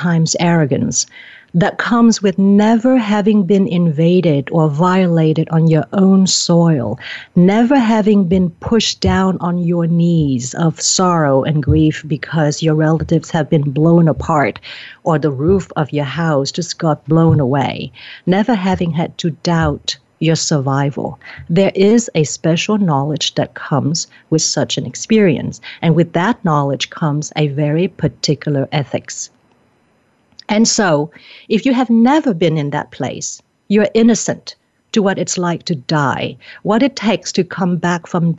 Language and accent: English; Vietnam; I'm from Vietnam